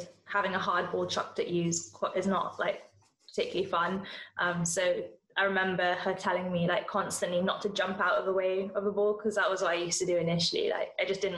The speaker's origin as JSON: {"language": "English", "country": "Hong Kong", "tie": "born or raised there", "also_born_or_lived": "India (ancestry)", "moved": "yes", "lives_now": "London, United Kingdom", "said": "I'm Indian by descent, even though we grew up in Hong Kong"}